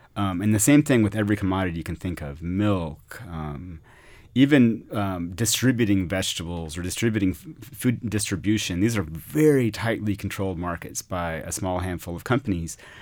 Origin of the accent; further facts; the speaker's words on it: Austin, Texas, United States; also born or lived in Mexico; I grew up in Austin, not from here, from parents who moved here in the late sixties